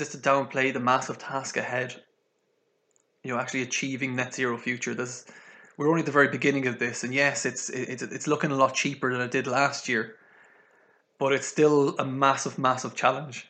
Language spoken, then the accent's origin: English; Galway, Connacht, Ireland; my hometown in Galway here